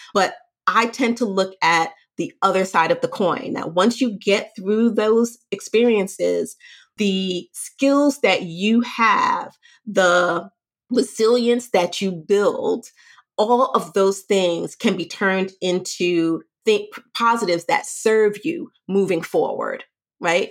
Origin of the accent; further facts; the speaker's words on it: New York City, New York, United States; I'm from Brooklyn. I grew up in the hood.